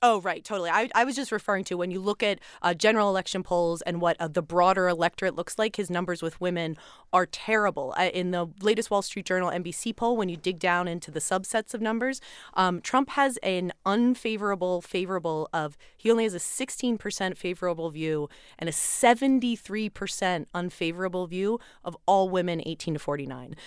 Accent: Philadelphia, Pennsylvania, United States; moved away; my hometown of Philly

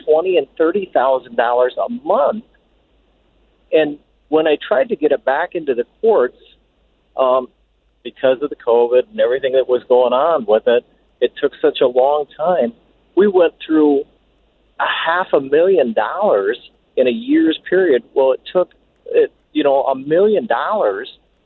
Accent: Iowa, United States; I'm from Iowa

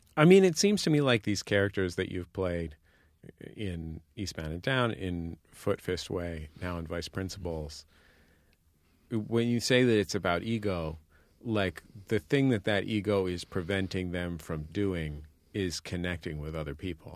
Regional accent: San Francisco, California, United States; I'm from San Francisco

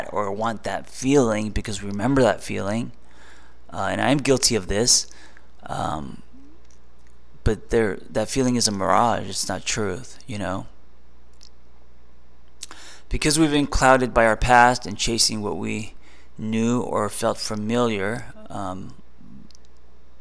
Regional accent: Los Angeles, California, United States; growing up in Los Angeles

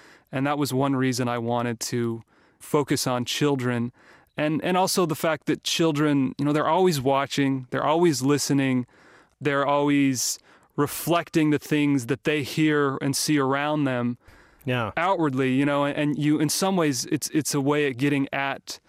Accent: St. George, Utah, United States; my hometown of St. George, Utah

